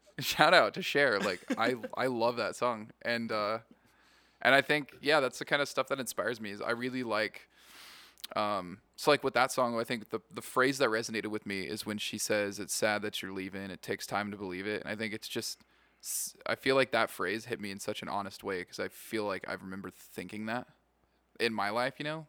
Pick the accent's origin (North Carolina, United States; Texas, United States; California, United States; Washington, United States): Washington, United States; Yakima; moved away as an adult; now in Las Vegas, United States; I grew up in Yakima, Washington.